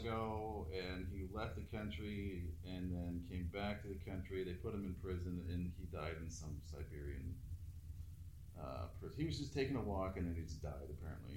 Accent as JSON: {"language": "English", "country": "United States", "said": "I'm an American"}